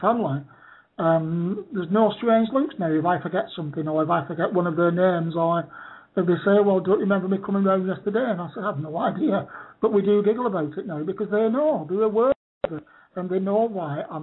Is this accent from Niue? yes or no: no; Bolton, North West England, United Kingdom; now in Torquay, United Kingdom; my hometown of Bolton